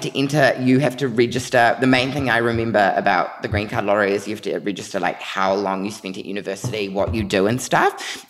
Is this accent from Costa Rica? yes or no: no; New Zealand; moved away; also born or lived in New York; everyone knew me as that Kiwi kid